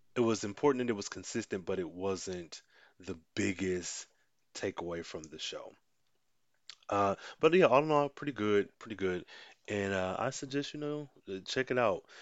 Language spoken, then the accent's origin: English; United States; I'm American and this is just what I'm used to. I've grown up seeing this